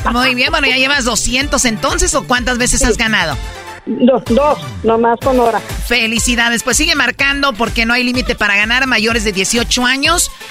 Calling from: San Jose, California, United States; Aquí de San José, California.

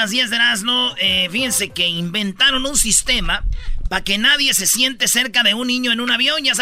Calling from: Phoenix, Arizona, United States; Yo soy de Phoenix, me mandó saludos, José.

